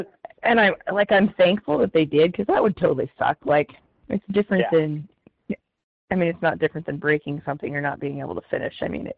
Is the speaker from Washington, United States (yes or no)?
no; Riggins, Idaho, United States; I grew up in Riggins, Idaho.